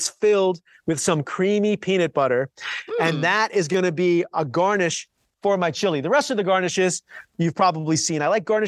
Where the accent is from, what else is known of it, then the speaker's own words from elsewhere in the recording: New York, United States; now in Southern California, United States; a native New Yorker